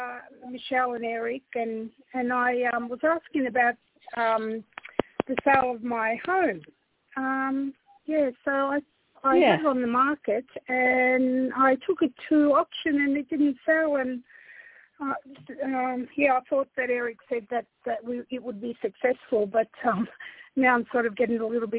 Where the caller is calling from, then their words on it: Australia; I'm from Australia. How are you?